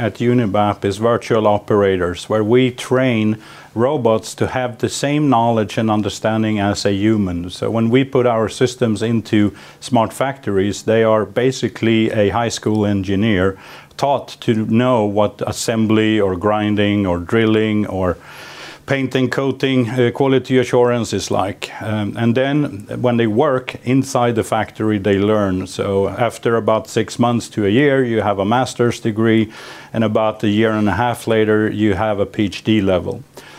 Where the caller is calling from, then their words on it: Sweden; We're calling in from Sweden.